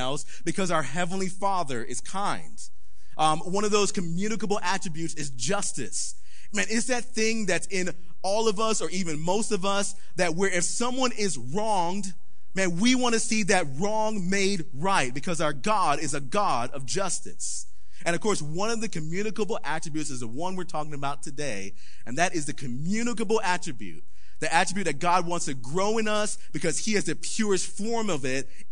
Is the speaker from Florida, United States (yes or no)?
yes; Palm Beach County, South Florida, United States; we grew up in a very poor neighborhood in South Florida. Yes, we grew up in Palm Beach County